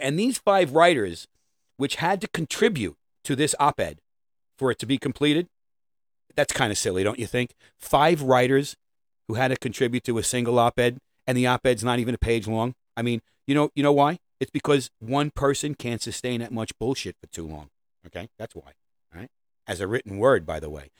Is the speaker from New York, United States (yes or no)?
yes; New York City, New York, United States; I'm a New Yorker